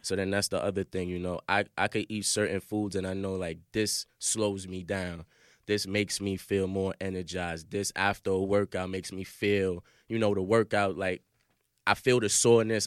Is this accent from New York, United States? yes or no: yes; New York City, New York, United States; I'm from Brooklyn, so we got 'em in our hood